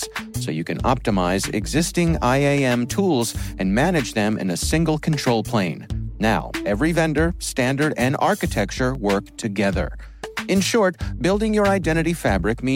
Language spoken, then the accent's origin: English; Fort Meade, Maryland, United States; I grew up in the Fort Meade area